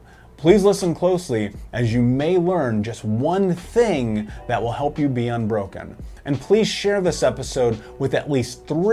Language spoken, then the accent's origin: English; Indianapolis, Indiana, United States; a fellow Midwesterner growing up in Indianapolis